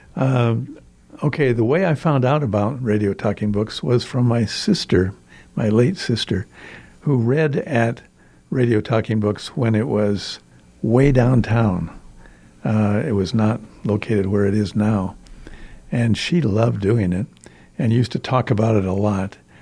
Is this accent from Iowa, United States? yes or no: yes; Storm Lake, Iowa, United States; also born or lived in Sulphur Springs, Iowa; I was born in Iowa, uh, on a farm outside a small town, Storm Lake, Iowa.